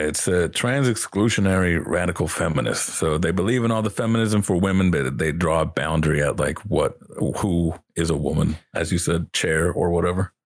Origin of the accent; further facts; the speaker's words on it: the South, United States; growing up in the South